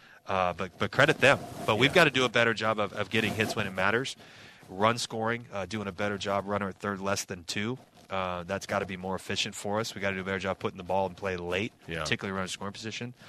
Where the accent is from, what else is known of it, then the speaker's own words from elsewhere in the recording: Southern California, United States; moved away as an adult; growing up in Southern California, it's all about the pack